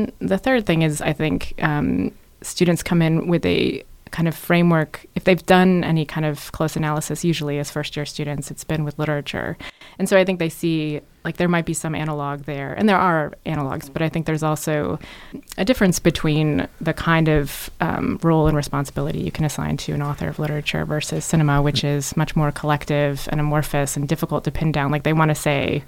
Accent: Orlando, Florida, United States; moved away as an adult; I'm from Orlando, Florida

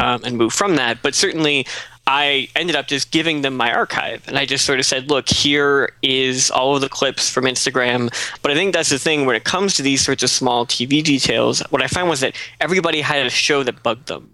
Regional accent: Nova Scotia, Canada; moved away; I'm from Nova Scotia

